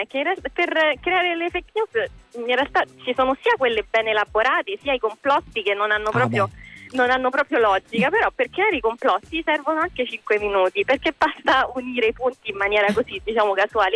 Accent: Italy; io sono italianissima e penso si tratta anche mia, dal mio accento sono nata e cresciuta qua

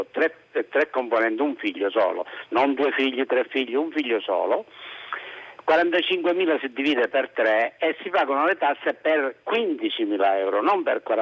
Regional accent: Palermo, Sicily, Italy; vicino Catania, però vissuto sempre a Palermo.

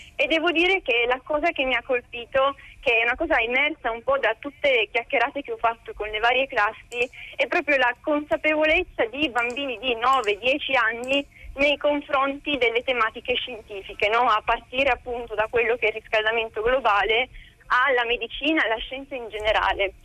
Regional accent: Italy; also born or lived in United States; io sono partita dall'Italia che ero veramente molto molto timida

